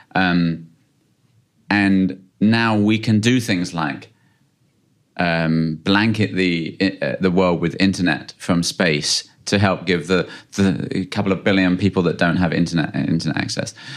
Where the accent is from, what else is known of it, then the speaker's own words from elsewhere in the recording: United Kingdom; I'm from the U K.